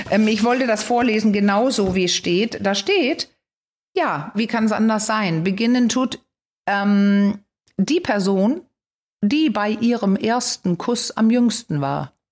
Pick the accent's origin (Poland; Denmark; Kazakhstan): Denmark; Ich bin ja in Dänemark groß geworden.